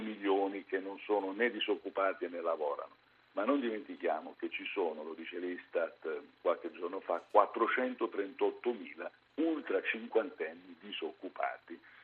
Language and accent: Italian; Apulia, Italy; io sono pugliese